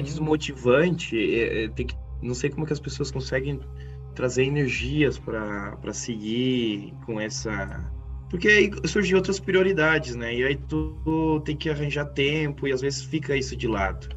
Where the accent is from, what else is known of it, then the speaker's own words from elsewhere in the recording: Brazil; moved away as an adult; eu também saí do Brasil em 2018